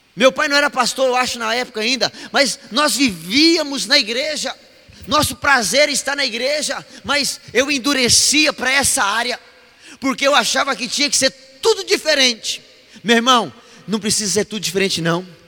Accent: Mato Grosso, Brazil; Mato Grossense não conhece frio, não. Nós não conhecemos, não

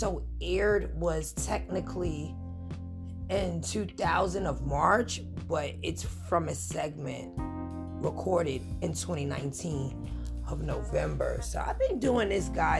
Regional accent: New York City, New York, United States; I'm from New York

